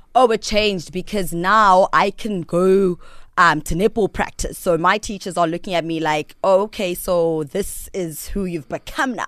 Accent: Peddie, Eastern Cape, South Africa; I was born in Pedi. Pedi is in the Eastern Cape. It's between Grahamstown and King Williamstown

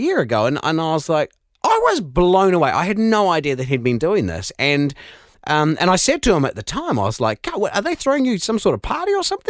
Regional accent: New Zealand; accent: Kiwi; With my Kiwi accent, when I should just never talk about decks.

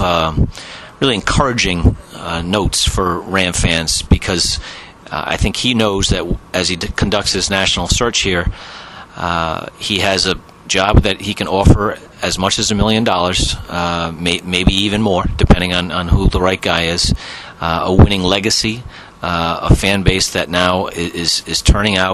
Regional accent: Northeast, United States; we were both born and raised in the Northeast

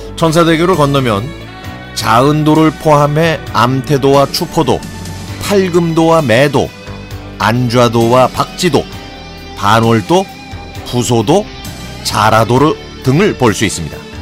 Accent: Sinan, South Jeolla, South Korea; 제 고향인 전남 신안군은

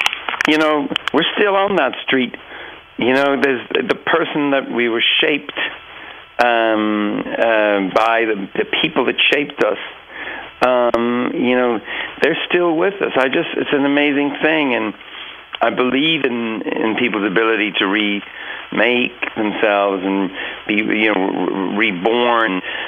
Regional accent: Dublin, Leinster, Ireland; I'm still friends with a lot of the people I grew up with on Cedarwood Road.

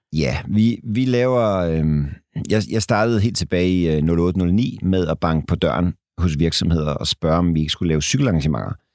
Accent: Denmark; som danskere

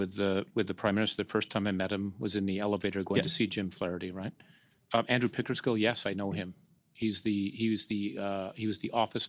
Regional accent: Canada; moved away; also born or lived in New York / Hong Kong; I love Canada. I'm from Canada.

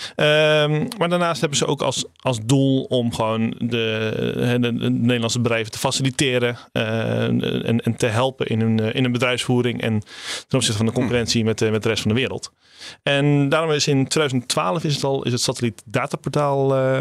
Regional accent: Rotterdam, South Holland, Netherlands; bij ons in Rotterdam

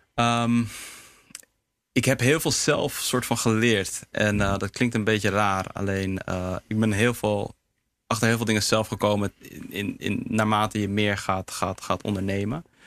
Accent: Heemskerk, North Holland, Netherlands; Surinaamse jongen, in Nederland geboren, opgegroeid in Heemskerk

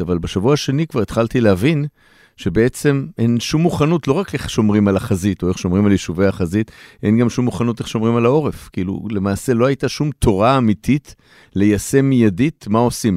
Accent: Israel

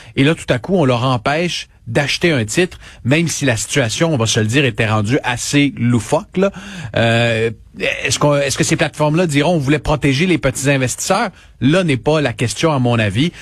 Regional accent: Quebec, Canada; c'est chez nous, à Laval, au Québec

